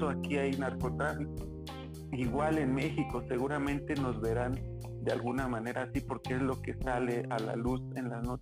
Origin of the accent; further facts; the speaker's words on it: Colombia; digo que soy colombiano y hablo como colombiano